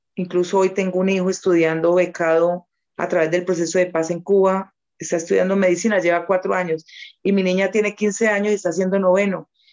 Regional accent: Huila, Colombia; somos huilenses

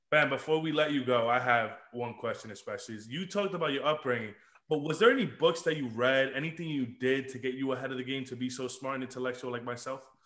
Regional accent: Dominican Republic; now in United States; I was born in Dominican Republic

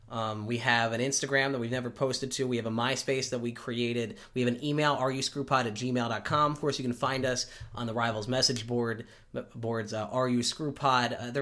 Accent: outside of Chicago, Illinois, United States; one of my favorite places as a kid growing up outside of Chicago was Hungry Howie's Pizza

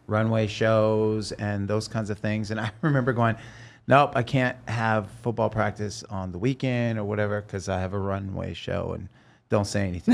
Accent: Oregon, United States; moved away as an adult; also born or lived in Los Angeles; I'm from Oregon

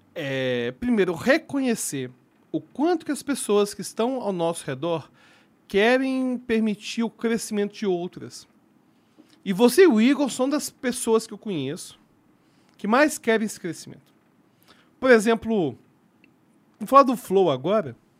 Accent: Belo Horizonte, Minas Gerais, Brazil; eu sou de Belo Horizonte

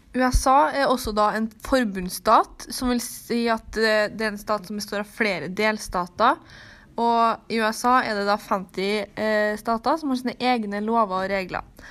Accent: Trøndelag, Norway; vi kommer fra Trøndelag

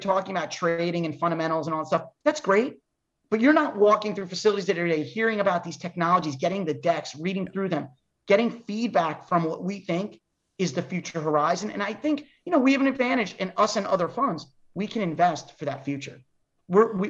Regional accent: New York, United States; I'm a New Yorker

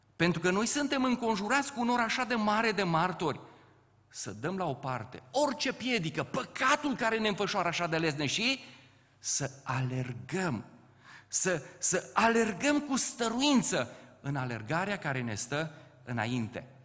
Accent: Ciuta, Caraș-Severin County, Romania; moved away as an adult; also born or lived in Topleț; now in Bucharest, Romania; de fapt rădăcinile mele sunt în Banat. Eu sunt din Ciuta, m-am căsătorit la Topleț și cu ajutorul Domnului am ajuns în București

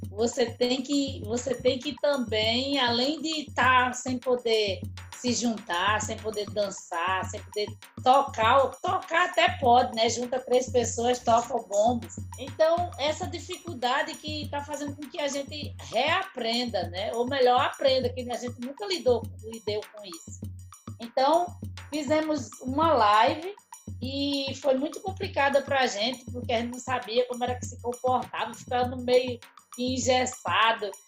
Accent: Brazil; Eu sou um menino que venho lá do Quilombo e lá nós tivemos uma vida muito muito, muito, muito difícil.

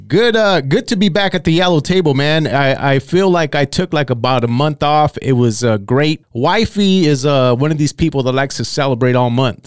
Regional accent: Santa Paula, California, United States; I grew up in Santa Paula

